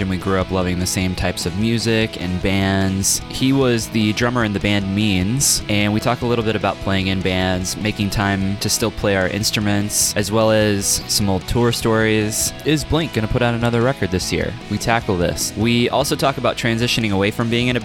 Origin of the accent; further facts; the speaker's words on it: Kansas City, United States; now in Lawrence, Kansas, United States; I'm actually in Kansas. So I'm from Kansas City